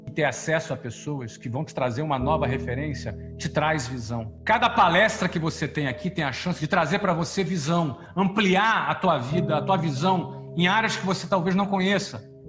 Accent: Rio de Janeiro, Brazil; now in Orlando, United States; Eu era de uma família bem simples da periferia do Rio

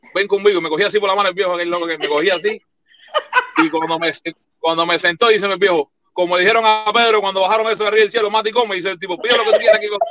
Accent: Cuba; moved away as an adult; now in United States

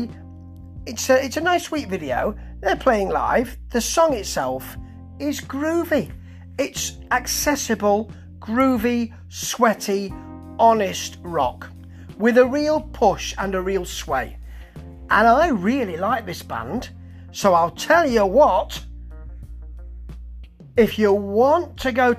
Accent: Manchester, North West England, United Kingdom; Manchester, my hometown

